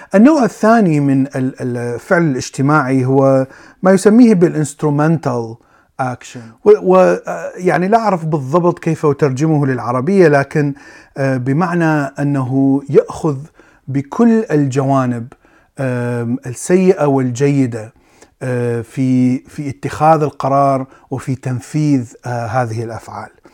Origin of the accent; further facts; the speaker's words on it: Iraq; ولدت وعشت في العراق